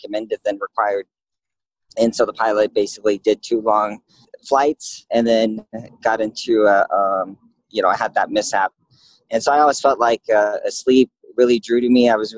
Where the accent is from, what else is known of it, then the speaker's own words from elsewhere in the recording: California, United States; moved away as an adult; now in Phoenix, United States; I grew up in California